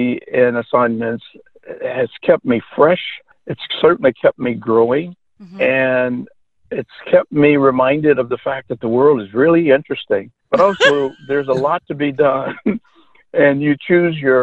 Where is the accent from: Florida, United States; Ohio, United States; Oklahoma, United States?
Oklahoma, United States; I returned to my home state of Oklahoma